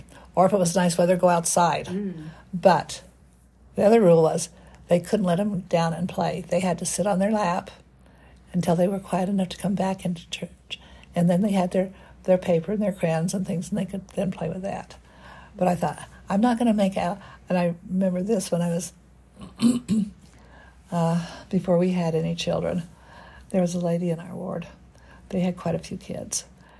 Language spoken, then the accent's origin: English; Salt Lake City, Utah, United States; I don't know if you're familiar with Salt Lake or not, but I lived about 5600 South and Highland Drive.